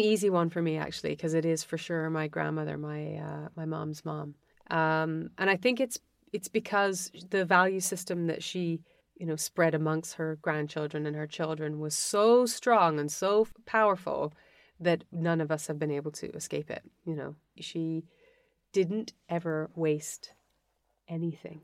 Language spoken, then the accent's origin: English; Western Canada, Canada; moved away; I was born in Western Canada. I had an amazing education, an unbelievable family